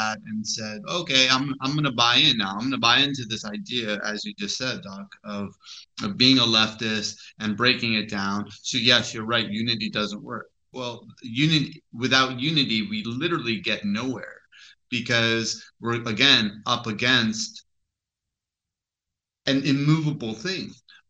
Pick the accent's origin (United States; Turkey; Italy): Turkey; I'm the Hippie from Turkey.